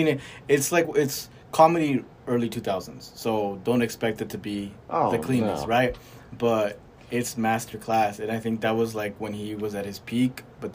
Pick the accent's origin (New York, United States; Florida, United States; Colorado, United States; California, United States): California, United States; I'm from California